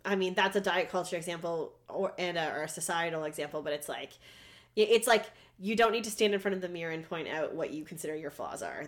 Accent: Canada; I'm Canadian.

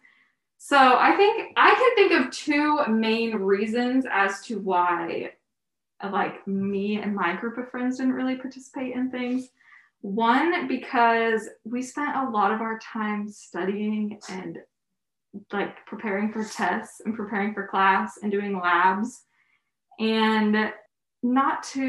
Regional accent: Cincinnati, Ohio, United States; moved away as an adult; now in Nashville, United States; I am originally from Cincinnati, Ohio, but I'm now here in Nashville

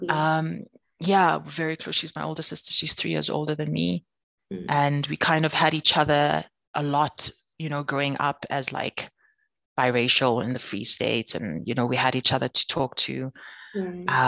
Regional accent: Free State, South Africa; now in Johannesburg, South Africa; People like when they hear that I grew up in the Free State, they're like, I don't understand. You don't seem like somebody that grew up in the Free State.

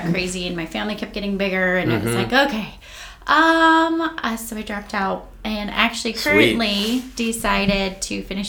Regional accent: Great Falls, Montana, United States; I'm from here, born and raised.

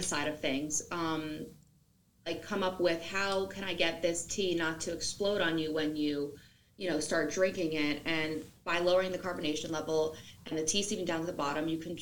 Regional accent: New Jersey, United States; I'm from New Jersey

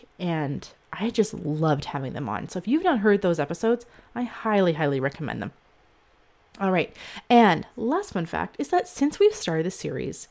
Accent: Canada; I'm actually Canadian.

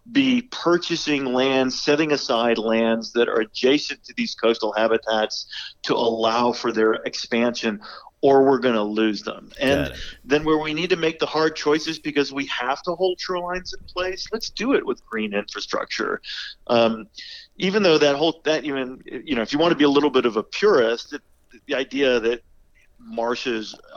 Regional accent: Virginia Peninsula, United States; I grew up on the Virginia Peninsula

